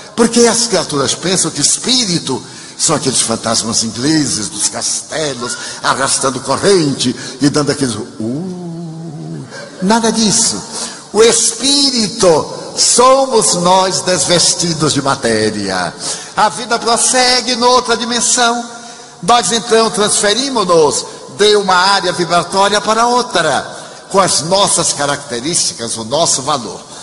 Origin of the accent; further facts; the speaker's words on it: Brazil; nós brasileiros